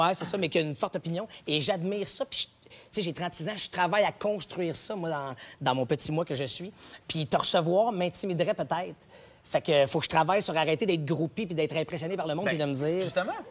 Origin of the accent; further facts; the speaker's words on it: Gatineau, Quebec, Canada; moved away; Quand j'étais à Gatineau